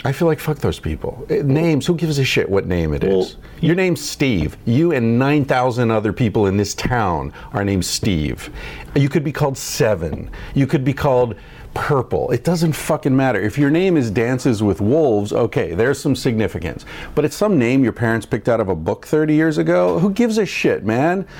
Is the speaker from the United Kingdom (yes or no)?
no; Ireland; I'm not white. I'm Irish.